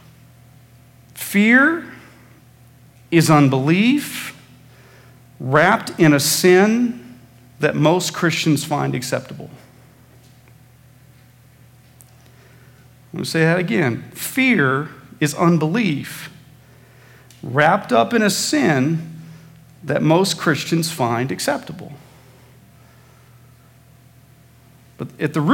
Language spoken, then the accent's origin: English; Midwest, United States; when I was growing up in the Midwest